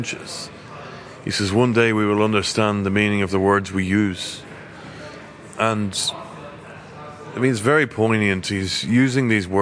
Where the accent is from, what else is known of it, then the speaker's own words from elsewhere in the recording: Belturbet, Ulster, Ireland; I shot it in my hometown. I'm from Belturbet, County Cavan, so those rivers and lakes are all where I grew up